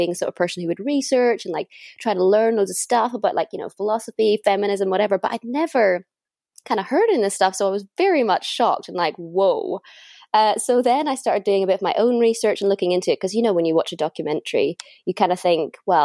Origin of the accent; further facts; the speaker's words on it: north coast of Northern Ireland, United Kingdom; moved away as an adult; now in London, United Kingdom; home for me is at the north coast of Northern Ireland.